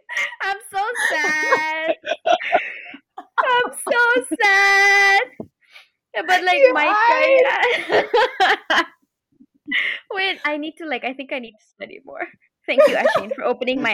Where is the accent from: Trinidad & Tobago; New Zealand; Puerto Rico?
Trinidad & Tobago; moved away as an adult; I'm a fourth year student at APU from Trinidad and Tobago